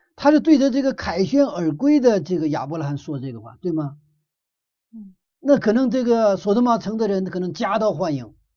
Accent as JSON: {"language": "Chinese", "country": "China", "said": "我们中国人"}